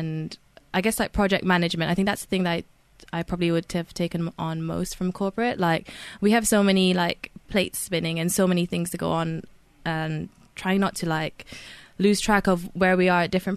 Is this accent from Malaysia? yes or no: yes; Malaysia; moved away as an adult; now in Reading, United Kingdom; we both grew up in Malaysia, and I've been in the school since I was a kid